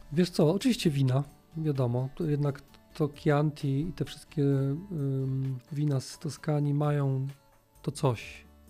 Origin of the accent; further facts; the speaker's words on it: Gliwice, Silesian Voivodeship, Poland; Jesteśmy oboje z Gliwic